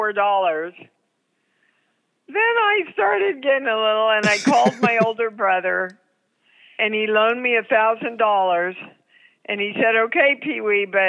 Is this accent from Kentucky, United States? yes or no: no; Kansas, United States; moved away as an adult; also born or lived in New York; I was so green from Kansas